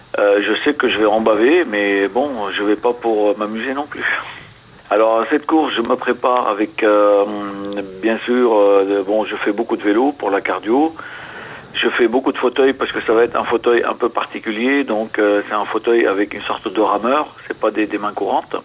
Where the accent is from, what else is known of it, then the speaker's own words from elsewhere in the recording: Lebanon; moved away as an adult; also born or lived in Beirut; now in France; je suis né au Liban où euh, j'ai été blessé à l'âge de 18 ans par balle pendant la guerre et où je me suis engagé à l'âge de 15 ans